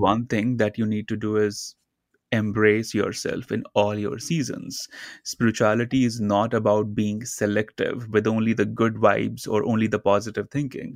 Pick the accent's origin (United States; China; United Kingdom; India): India; I grew up in India uh, in a very small town near the Himalayan in the mountains, a very small community.